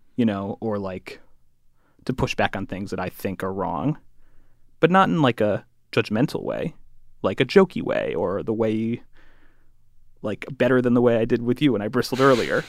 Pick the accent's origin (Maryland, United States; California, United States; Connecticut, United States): Connecticut, United States; I'm from Connecticut, I went to the Ivy League